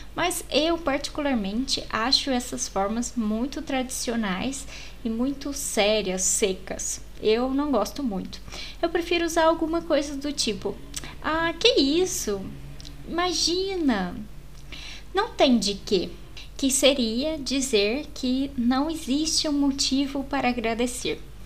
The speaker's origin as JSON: {"language": "Portuguese", "country": "Brazil", "said": "nós brasileiros fazemos a e com um som"}